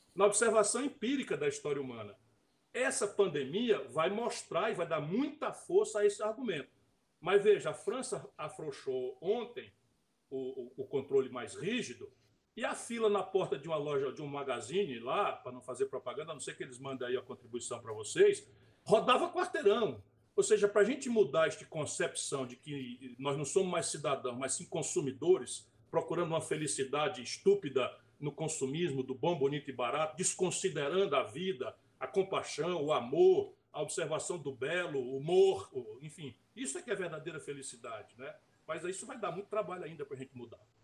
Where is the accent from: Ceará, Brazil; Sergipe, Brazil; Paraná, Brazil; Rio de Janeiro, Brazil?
Ceará, Brazil; interior of; eu sou daqui, sabe? Eu sou do interior do Ceará